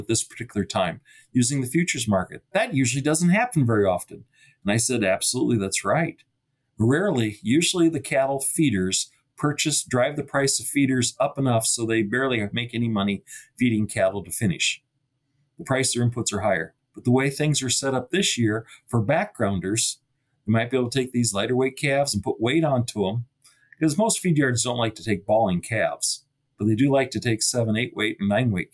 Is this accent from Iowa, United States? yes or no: yes; Iowa, United States; now in North Dakota, United States; Where I grew up in Iowa, predictability was pretty good